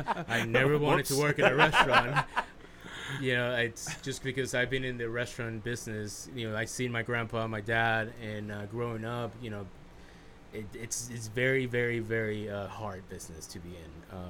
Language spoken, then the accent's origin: English; United States; growing up being Mexican, but growing up in the United States